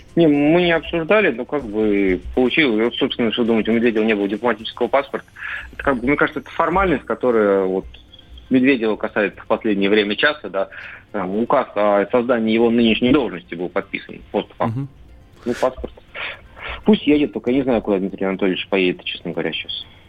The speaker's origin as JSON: {"language": "Russian", "town": "Tver", "region": "Tver Oblast", "country": "Russia", "tie": "born or raised there", "said": "в моем родном городе Тверь"}